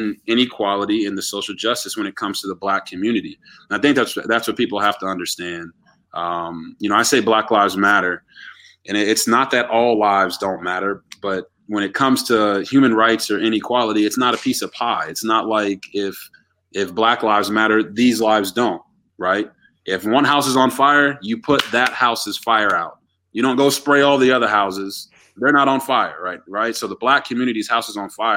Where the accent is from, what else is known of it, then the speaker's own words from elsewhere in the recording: Texas, United States; also born or lived in Japan; now in Baltimore, United States; I was born in Japan, actually, but I'm a Texas raised kid